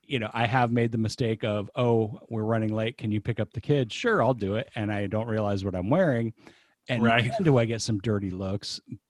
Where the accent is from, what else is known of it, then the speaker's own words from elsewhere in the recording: the Bay Area, California, United States; moved away as an adult; also born or lived in San Jose, California; now in Folsom, United States; So I grew up in the Bay Area. I'm a transplant to Sacramento